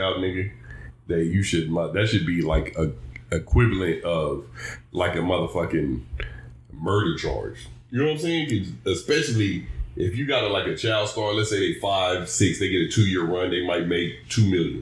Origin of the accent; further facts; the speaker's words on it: Dallas, Texas, United States; we are from Dallas